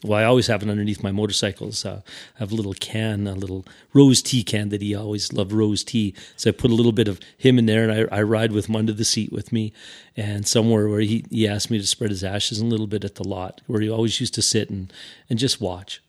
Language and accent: English; Regina, Saskatchewan, Canada; I'm from Regina